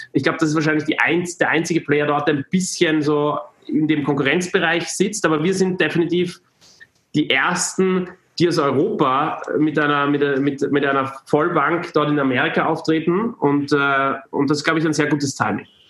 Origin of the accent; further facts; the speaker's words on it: Austria; moved away; es war in Österreich, da konnte ich äh, zurück zu, in meine, meine Heimat mal wieder, wieder kehren